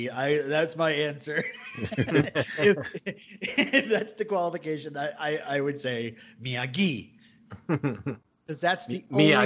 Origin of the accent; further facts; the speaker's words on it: United States; as an American